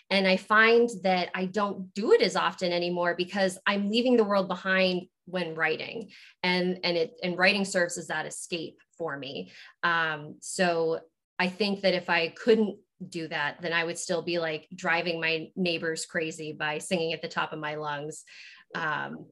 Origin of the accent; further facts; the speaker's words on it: Maine, United States; moved away as an adult; also born or lived in Virginia / Pensacola, Florida; I was born in Virginia, but lived in Florida for like the first 6 years of my life before my parents, we moved to Maine.